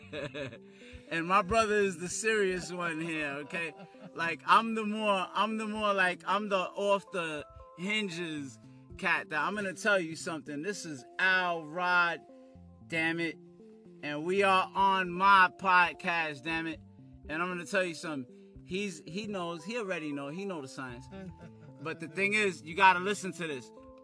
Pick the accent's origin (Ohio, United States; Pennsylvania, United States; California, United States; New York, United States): New York, United States; New York City; also born or lived in Harlem; I was raised in Brooklyn